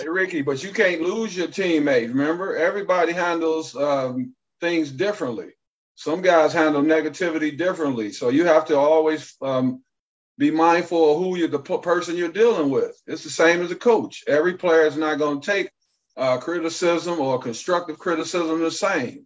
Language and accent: English; Detroit, Michigan, United States; I'm from Detroit